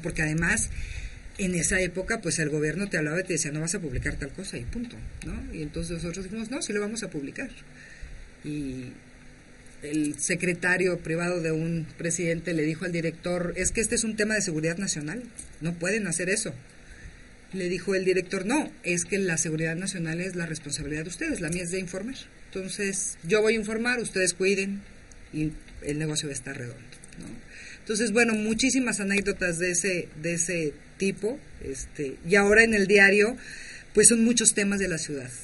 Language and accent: Spanish; Zacatecas, Mexico; now in Mexico City, Mexico; yo soy de Zacatecas y viví por allá cinco años como directora de un periódico